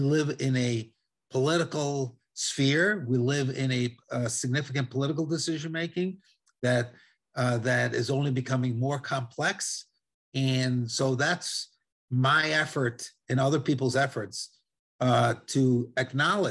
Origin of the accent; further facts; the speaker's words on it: Italy; accent: Italian; now in United States; I speak Spanish fluently with an Italian accent. I was born in Italy